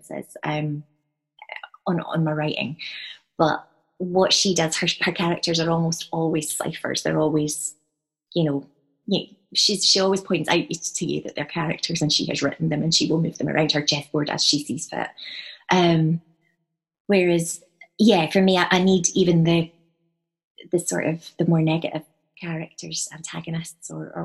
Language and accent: English; Edinburgh, Scotland, United Kingdom; I grew up in Edinburgh, and when I was a wee girl